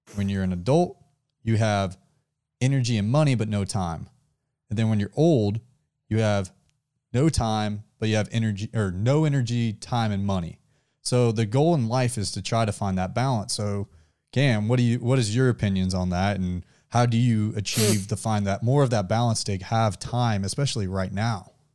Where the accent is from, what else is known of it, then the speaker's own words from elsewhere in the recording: the South, United States; We are from the South